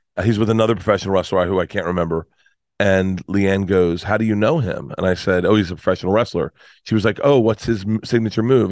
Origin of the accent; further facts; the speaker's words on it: Tampa, Florida, United States; moved away; I grew up in Tampa.